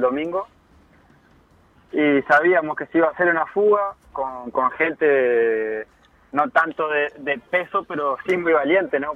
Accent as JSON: {"language": "Spanish", "town": "Trinidad", "region": "Flores", "country": "Uruguay", "tie": "born or raised there", "moved": "yes", "lives_now": "Florida, Uruguay", "said": "en la ciudad de, Flores, donde yo nací"}